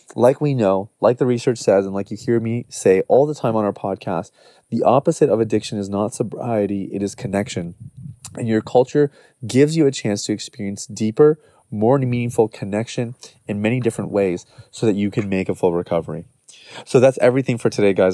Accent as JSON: {"language": "English", "country": "Canada", "tie": "born or raised there", "said": "much of our upbringing has just been Canadian"}